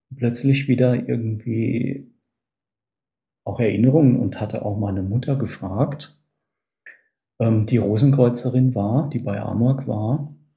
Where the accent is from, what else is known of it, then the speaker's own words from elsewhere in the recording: a small village in the Palatinate, Rhineland-Palatinate, Germany; die Wurzeln liegen bei mir ähm, in einem kleinen Pfälzer Dorf. Und in diesem Dorf bin ich geboren